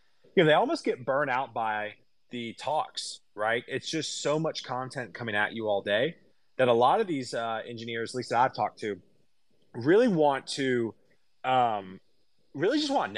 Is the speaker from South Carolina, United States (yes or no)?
yes; Columbia, South Carolina, United States; now in Nashville, United States; I grew up in South Carolina, actually Columbia